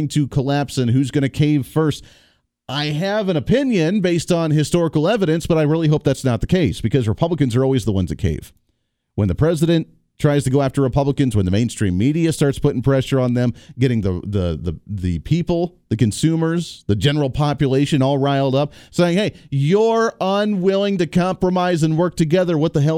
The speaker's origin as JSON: {"language": "English", "region": "Kansas", "country": "United States", "said": "He's from the 1st Congressional District right here in my home state of the state of Kansas."}